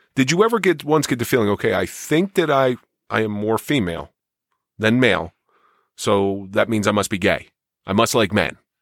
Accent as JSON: {"language": "English", "town": "Atlantic City", "region": "New Jersey", "country": "United States", "tie": "born or raised there", "said": "I grew up in the Atlantic City area"}